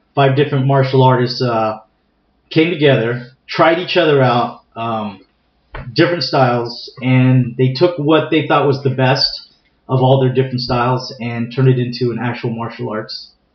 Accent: San Diego, California, United States; I'm native uh, to San Diego. I was uh, born and raised in San Diego. Actually, uh, grew up in a community uh, called Mira Mesa

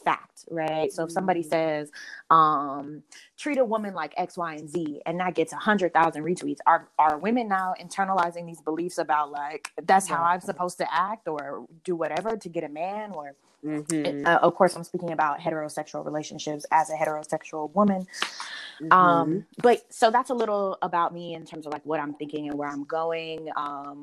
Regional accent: North Carolina, United States; moved away; also born or lived in Midwest; I'm from North Carolina. I'm a Southerner. I love being in the Midwest and telling people I'm a Southerner.

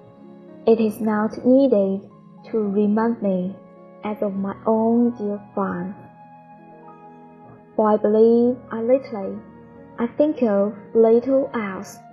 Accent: Changchun, Jilin, China; 我是来自长春的一名乡村英语教师，

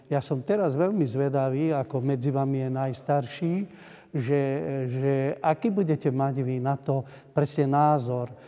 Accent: Opatovský Sokolec, Trnava Region, Slovakia; first language Hungarian; Slovak is a second language; ja som sa vyrástol eh, v okrese Dunajská streda v e, Opatovskom Sokolci. E, keď som začal chodiť do školy, tak samozrejme, že som chodil e, do školy s vyučovacím jazykom maďarským.

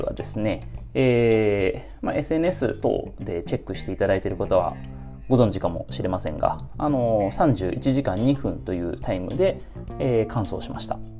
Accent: Nagoya, Aichi, Japan; 出身が愛知県名古屋市なんですけども

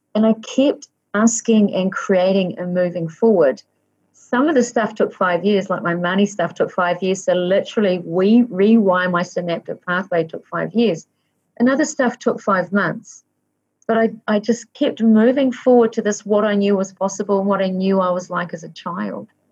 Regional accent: Waikato, New Zealand; I was born in the Waikato in New Zealand

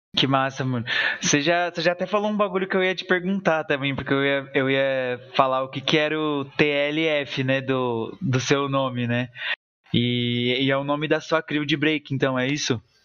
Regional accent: São Bernardo do Campo, São Paulo, Brazil; eu sou daqui de São Bernardo

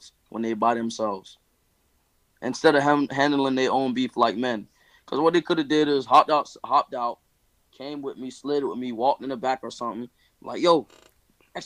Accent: Florida, United States; I'm from Florida. I am from here. I was born here.

